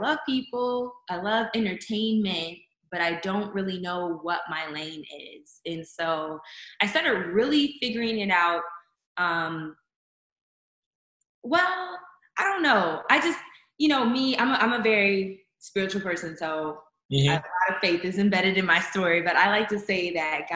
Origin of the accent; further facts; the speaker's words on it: Chicago, Illinois, United States; now in Texas, United States; I am originally from Chicago, Illinois. I've been in Texas for, this fall will be 11 years.